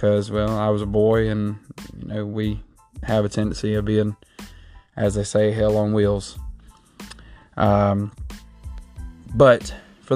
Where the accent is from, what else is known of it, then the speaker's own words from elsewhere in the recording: Southeast Georgia, United States; I was raised in Southeast Georgia. I've been here most all my life